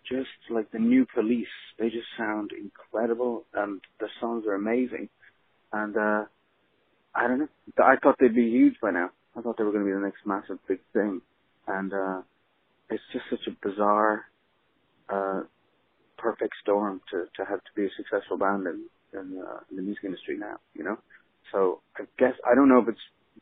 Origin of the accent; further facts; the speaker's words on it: Dublin, Leinster, Ireland; moved away as an adult; also born or lived in Los Angeles; I grew up in Dublin